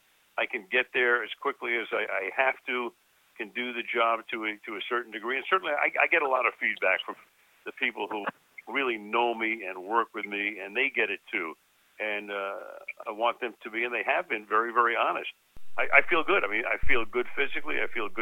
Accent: Los Angeles, California, United States; born or raised there; also born or lived in Brooklyn, New York

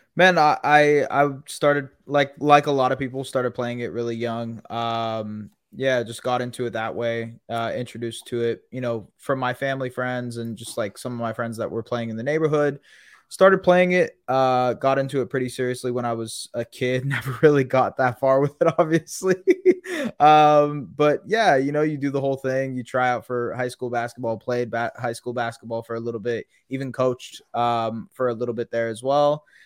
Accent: Canada; as a Canadian

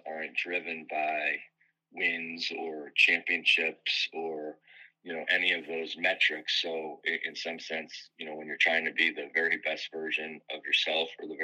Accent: Philadelphia, Pennsylvania, United States; moved away; I grew up in the Philadelphia area

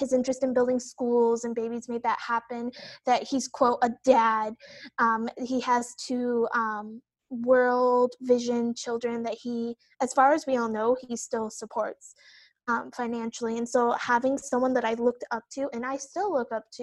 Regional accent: the Midwest, Iowa, United States; For me, I grew up in the Midwest. I went to school in Iowa, so I'm like the middle of the country

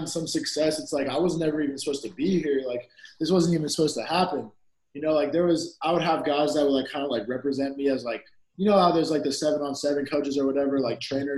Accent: San Bernardino, California, United States; I'm from San Bernardino

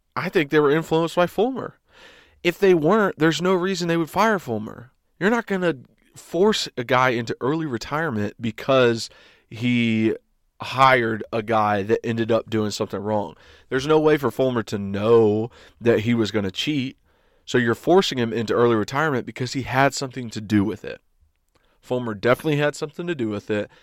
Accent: East Tennessee, United States; I went to U T because I was from East Tennessee.

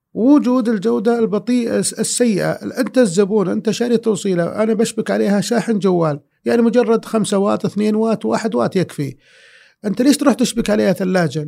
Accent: Saudi Arabia; انا سعودي

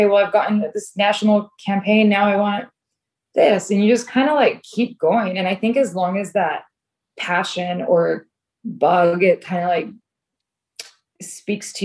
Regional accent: Southern California, United States; also born or lived in London; was born and raised in Southern California doing TV

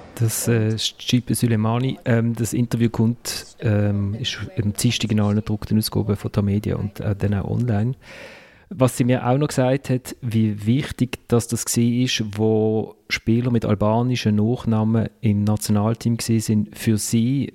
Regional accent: Switzerland; als Schweizer

